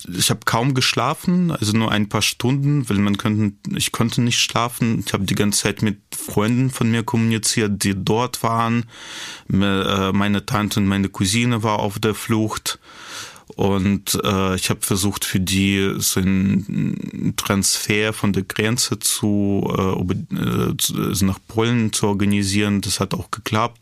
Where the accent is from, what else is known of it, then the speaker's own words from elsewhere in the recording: Kyiv, Ukraine; moved away as an adult; now in Berlin, Germany; in Kiew äh, lebte noch meine Oma irgendwie in der Wohnung, wo ich aufgewachsen bin